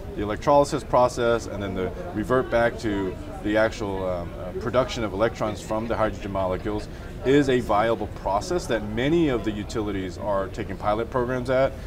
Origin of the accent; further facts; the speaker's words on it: Chicago, Illinois, United States; I'm from Chicago